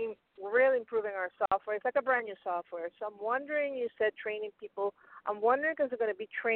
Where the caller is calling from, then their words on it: Pennsylvania, United States; this is from Pennsylvania.